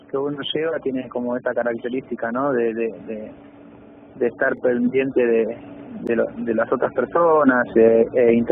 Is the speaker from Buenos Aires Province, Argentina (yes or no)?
yes; José León Suárez, Buenos Aires Province, Argentina; sí soy de Carcova